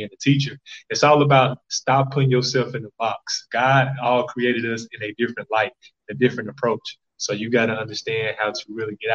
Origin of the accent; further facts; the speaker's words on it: Jackson, Mississippi, United States; now in California, United States; I came back to the city of Jackson, Mississippi. I was raised by my grandparents, North Jackson